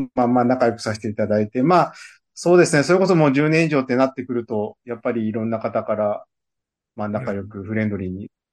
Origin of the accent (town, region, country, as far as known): Kagoshima, Japan; born or raised there; moved away as an adult; also born or lived in Iki, Nagasaki; now in Amami Oshima, Japan